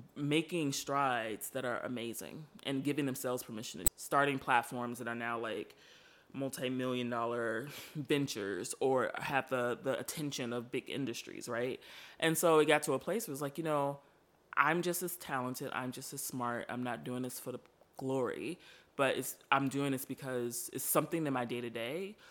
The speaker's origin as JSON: {"language": "English", "town": "Chicago", "region": "Illinois", "country": "United States", "tie": "born or raised there", "said": "I am from Chicago, born and raised"}